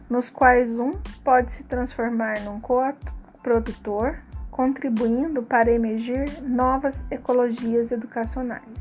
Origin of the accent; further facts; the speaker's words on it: Pouso Alegre, Minas Gerais, Brazil; sou de Pouso Alegre, Minas Gerais.